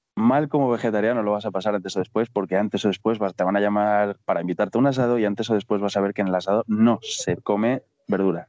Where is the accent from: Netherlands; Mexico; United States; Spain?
Spain; moved away as an adult; also born or lived in Colombia; now in Asunción, Paraguay; expatriado español en casi cualquier país de Latinoamérica